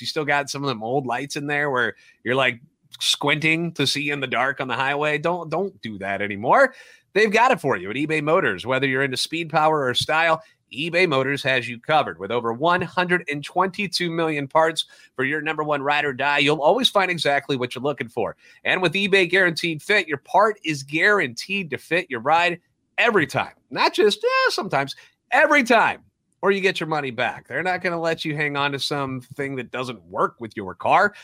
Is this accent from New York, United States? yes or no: no; St. Louis, Missouri, United States; Born and raised in the Loop and a lifetime Cardinals fan